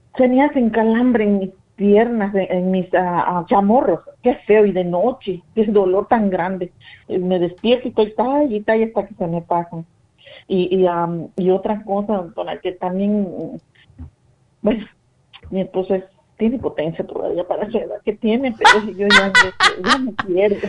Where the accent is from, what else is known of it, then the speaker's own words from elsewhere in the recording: Mexico; yo soy de México